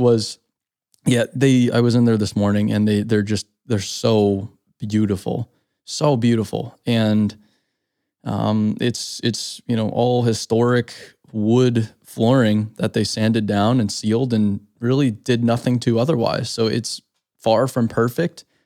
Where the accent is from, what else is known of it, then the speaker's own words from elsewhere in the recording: Phoenix, Arizona, United States; moved away; also born or lived in Scottsdale; Growing up in Phoenix, Scottsdale